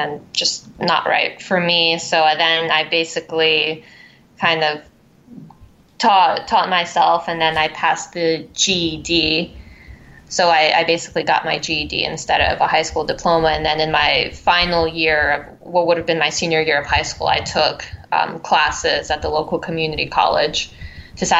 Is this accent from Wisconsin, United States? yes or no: no; Philadelphia, Pennsylvania, United States; moved away as an adult; also born or lived in Crimea, Ukraine / Brooklyn, New York; now in Manhattan, United States; I went through the Philadelphia public school system